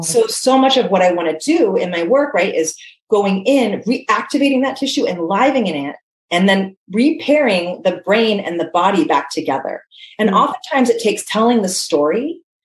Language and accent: English; Hawaii, United States; I was born and raised in Hawaii, grew up super active, surfing, playing